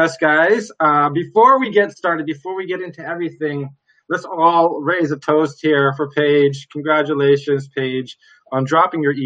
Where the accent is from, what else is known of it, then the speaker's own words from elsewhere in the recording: Walkerton, Ontario, Canada; living just outside of my hometown of Walkerton